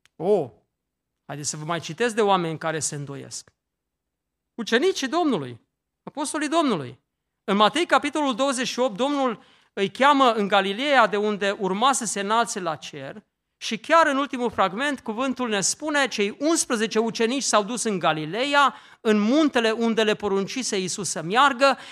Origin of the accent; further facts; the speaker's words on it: Romania; în satul meu, în Ortele